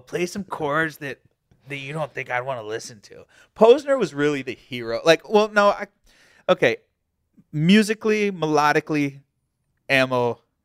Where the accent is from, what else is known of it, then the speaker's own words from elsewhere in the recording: Virginia Beach, Virginia, United States; I'm from Virginia Beach